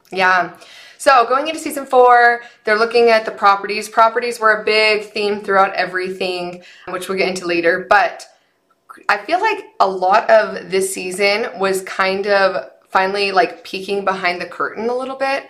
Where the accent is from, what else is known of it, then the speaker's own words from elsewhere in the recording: Utah, United States; now in Nevada, United States; we were we were raised in the state that has the greatest snow on earth and we come to Nevada